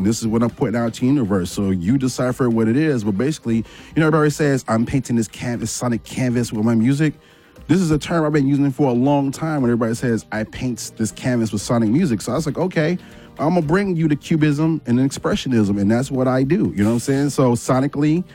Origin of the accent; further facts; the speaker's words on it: Chicago, Illinois, United States; I'm from Chicago.